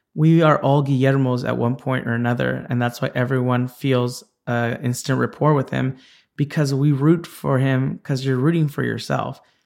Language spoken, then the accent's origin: English; Santa Ana, California, United States; I was born in Orange County, and had, uh, a childhood there